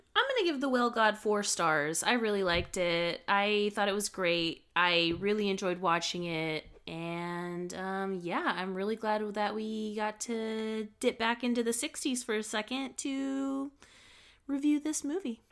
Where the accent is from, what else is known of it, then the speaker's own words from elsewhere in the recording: United States; I'm an American, and in America, we're very individual